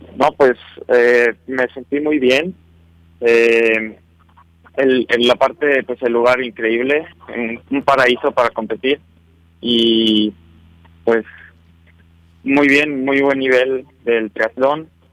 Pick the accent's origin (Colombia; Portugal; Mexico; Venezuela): Mexico; León, Guanajuato; yo soy, vengo de León, Guanajuato. Eh, ahí llevo viviendo toda mi vida